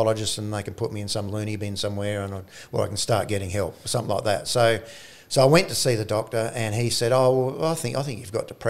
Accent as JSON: {"language": "English", "region": "South Australia", "country": "Australia", "also_born_or_lived": "Orroroo, South Australia"}